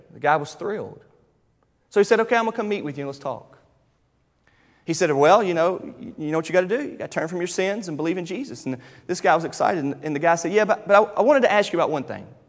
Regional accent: United States; I'm American and I'm a Fairdelian

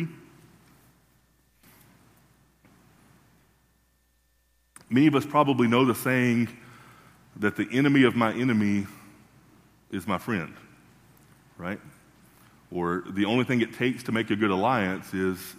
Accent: Tennessee, United States; now in Kentucky, United States; growing up in Tennessee

